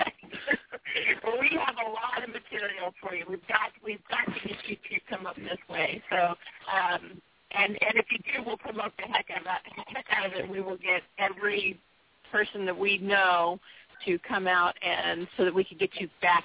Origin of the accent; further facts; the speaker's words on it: San Diego, California, United States; now in Seattle, United States; I'm originally from San Diego, so I know what it was like to struggle with a team. And then when we moved to Seattle